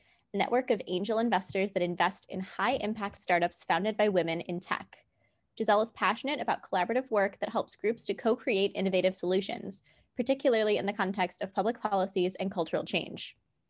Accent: Chicago, Illinois, United States; now in New Orleans, United States; I'm originally from Chicago.

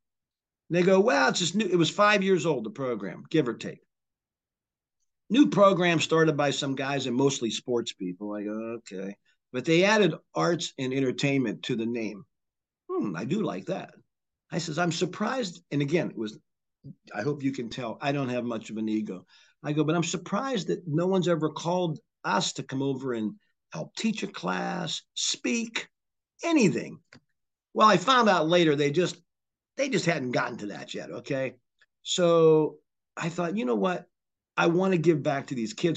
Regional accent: Charleroi, Pennsylvania, United States; I grew up near California University, was in, like, I could throw a rock to Cal U. And back in the 70s, that's when all of my friends from the Mon Valley where I lived in Charleroi

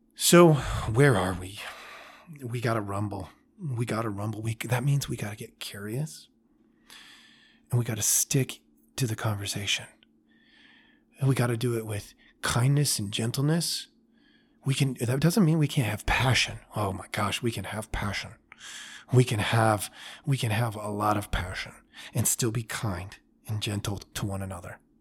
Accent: United States; I was raised in America

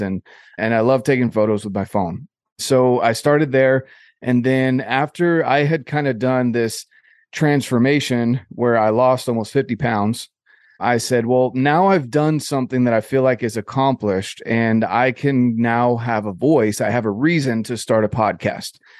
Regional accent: North Carolina, United States; I grew up in North Carolina, so on the East Coast of the U S

